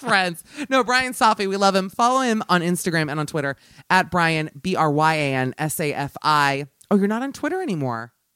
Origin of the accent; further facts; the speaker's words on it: United States; as an American